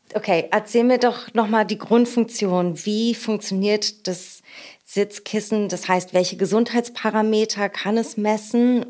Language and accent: German; Berlin, Germany; aus meiner Heimat und unserer schönen Hauptstadt Berlin